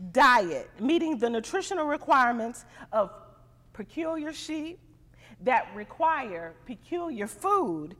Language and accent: English; Missouri, United States; moved away; I'm from Missouri, so I say pop